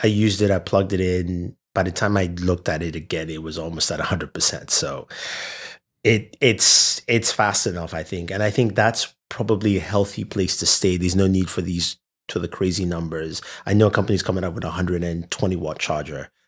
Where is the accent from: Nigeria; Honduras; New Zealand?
Nigeria; I'm from Nigeria